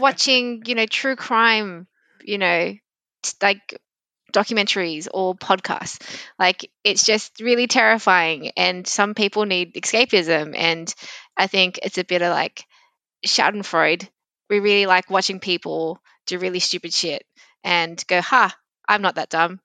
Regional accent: Sydney, New South Wales, Australia; accent: very, very Australian; I've moved around, um, Sydney as I've grown up

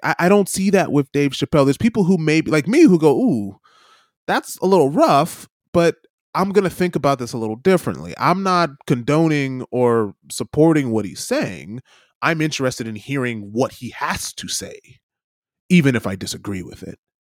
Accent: United States; as an American

